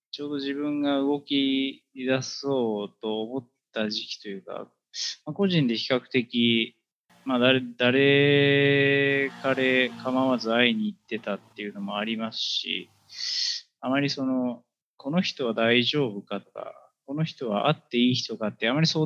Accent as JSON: {"language": "Japanese", "town": "Sabae", "region": "Fukui", "country": "Japan", "tie": "born or raised there", "also_born_or_lived": "Chiba"}